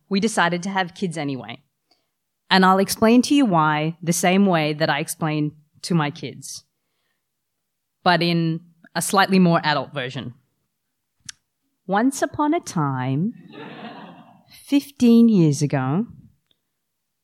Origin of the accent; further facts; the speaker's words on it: New South Wales, Australia; also born or lived in Canada; I was born in Canada, but grew up in Australia